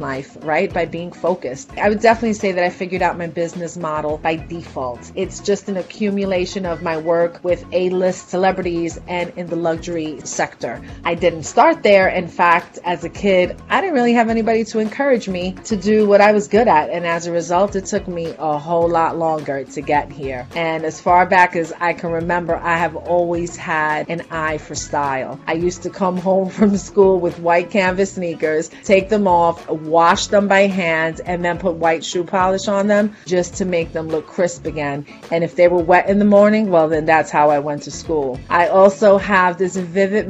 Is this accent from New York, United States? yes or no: yes; New York City, New York, United States; Born and raised in New York City in the heart of Manhattan